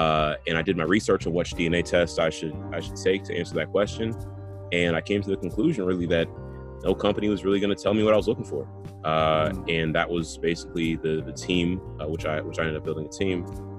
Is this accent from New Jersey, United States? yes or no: yes; New Jersey, United States; also born or lived in France / New York; when I said I was from New Jersey, it was pretty clear that nobody was trying to hear that answer. I should say as an aside, I lived in France when I was in high school.